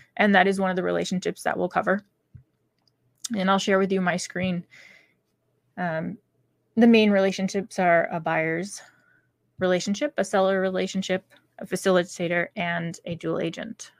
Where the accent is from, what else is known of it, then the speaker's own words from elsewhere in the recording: New Hampshire, United States; my home state of New Hampshire